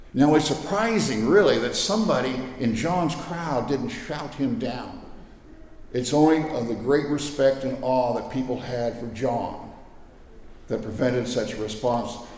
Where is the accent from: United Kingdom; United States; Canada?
United States; Scott City, Kansas; I came from Western Kansas